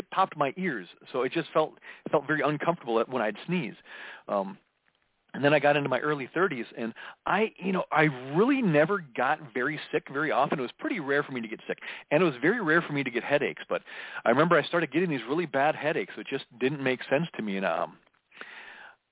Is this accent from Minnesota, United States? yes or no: yes; Minneapolis, Minnesota, United States; I was born in June of 1969 in the Twin Cities area. I was a third of five kids and we lived in a suburb of Minneapolis